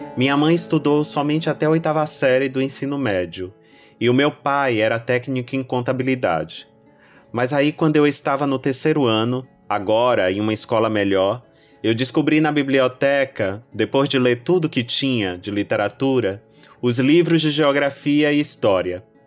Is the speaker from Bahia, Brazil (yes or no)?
yes; Salvador, Bahia, Brazil; Eu nasci na Cidade Baixa, um bairro histórico e portuário